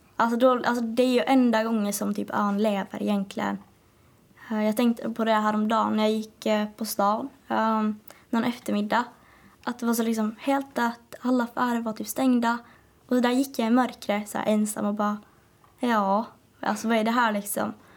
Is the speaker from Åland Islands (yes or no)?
yes; Åland Islands